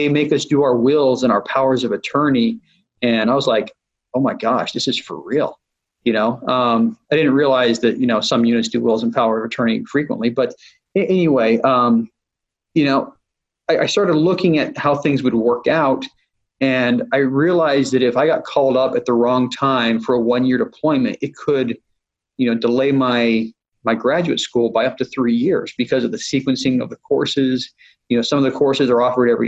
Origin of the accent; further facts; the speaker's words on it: Utah, United States; moved away; I grew up in Utah